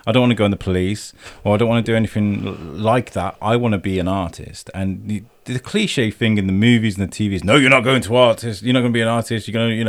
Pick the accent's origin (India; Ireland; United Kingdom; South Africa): Ireland; It's like, because I'm Irish.